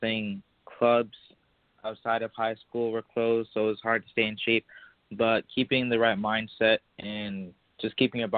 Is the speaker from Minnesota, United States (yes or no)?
no; Michigan, United States; I'm from Michigan